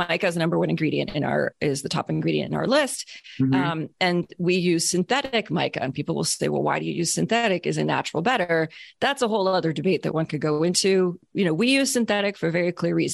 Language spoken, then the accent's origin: English; Canada; I'm Canadian